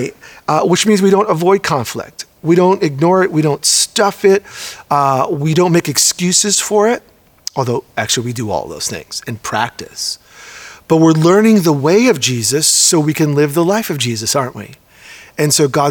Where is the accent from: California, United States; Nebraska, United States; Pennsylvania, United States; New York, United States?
New York, United States; now in Oregon, United States; a Puerto Rican born and raised in New York, now living in Oregon